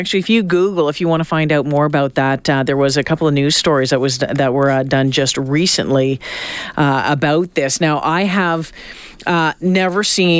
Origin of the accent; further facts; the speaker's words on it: Northern Ontario, Canada; I'm from Northern Ontario